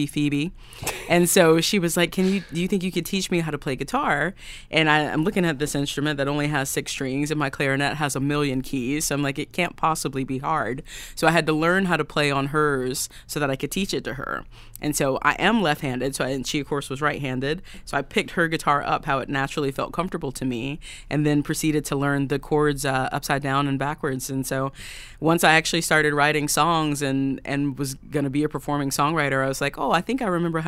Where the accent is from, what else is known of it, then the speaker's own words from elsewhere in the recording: the South, United States; now in Nashville, United States; I grew up in the Black church in the South, my mom is an AME preacher, and that is the church I grew up